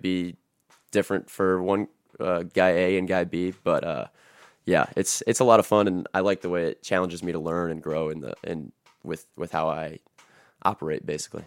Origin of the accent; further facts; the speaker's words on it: Napoleon, Ohio, United States; I grew up in Napoleon